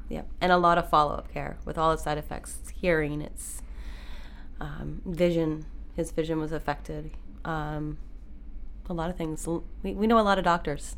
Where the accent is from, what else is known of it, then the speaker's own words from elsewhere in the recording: Maine, United States; I grew up in Maine